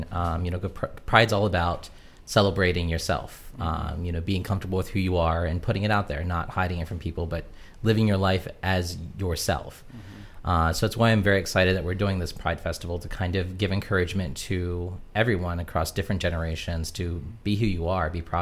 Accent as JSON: {"language": "English", "town": "Chambersburg", "region": "Pennsylvania", "country": "United States", "tie": "born or raised there", "also_born_or_lived": "Texas / Philadelphia", "moved": "as an adult", "said": "So I grew up in Chambersburg, uh, went through the school system here, graduated, uh, moved away. I lived in Texas for a while, then moved to Philadelphia. Uh, and then I came back to Chambersburg."}